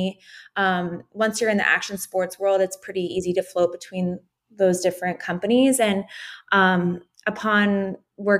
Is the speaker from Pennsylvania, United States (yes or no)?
yes; Philadelphia, Pennsylvania, United States; moved away as an adult; also born or lived in Brooklyn; now in San Diego, United States; I grew up in Philadelphia, a suburb outside of Philadelphia